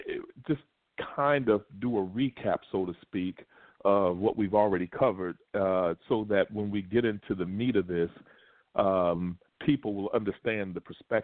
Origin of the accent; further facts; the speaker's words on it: Lexington, Kentucky, United States; moved away; I remember still being in Kentucky, Lexington, Kentucky, which is my hometown